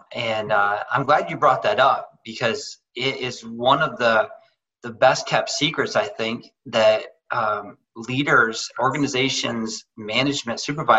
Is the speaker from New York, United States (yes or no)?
no; Central Michigan, United States; also born or lived in Wisconsin / DeWitt, Michigan; I'm originally from Central Michigan and spent the majority of my life here. Early in my 20s, my wife and I moved to Wisconsin and were there for about 5 years, thought we'd be there forever.